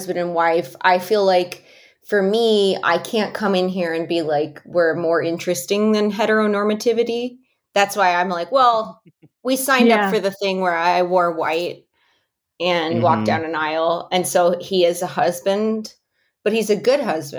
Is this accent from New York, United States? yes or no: no; Chicago, Illinois, United States; now in Los Angeles, United States; I'm from Chicago